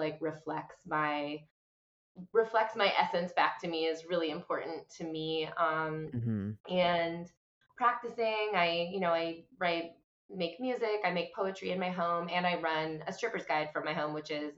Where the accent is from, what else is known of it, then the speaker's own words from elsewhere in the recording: Boston, Massachusetts, United States; now in New York, United States; I am a chick from Boston who lives in New York